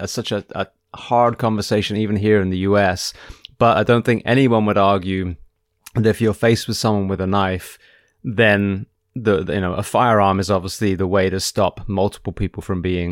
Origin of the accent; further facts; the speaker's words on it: United Kingdom; now in United States; being British in this armory